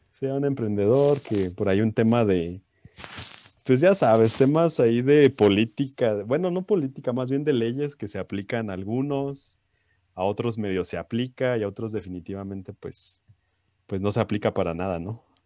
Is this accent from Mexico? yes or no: yes; Mexico; nos caracteriza como mexicanos